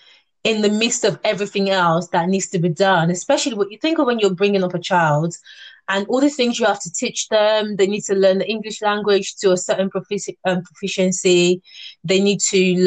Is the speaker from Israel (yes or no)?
no; Nigeria; now in United Kingdom; growing up in Nigeria